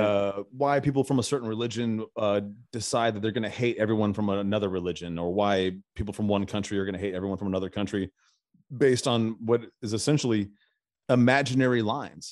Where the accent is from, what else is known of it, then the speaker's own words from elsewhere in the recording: Arizona, United States; now in Nashville, United States; I'm originally from Arizona